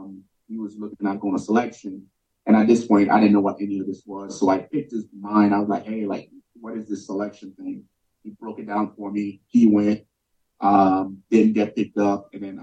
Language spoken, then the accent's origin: English; New York City, New York, United States; growing up in New York City, like, there is no navigating anywhere. I just get on the subway, I get on the bus, you know?